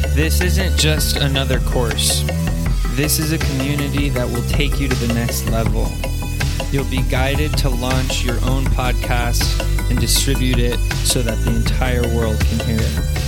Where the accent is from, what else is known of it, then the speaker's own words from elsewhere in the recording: Sedona, Arizona, United States; moved away; Sedona, which is actually where I grew up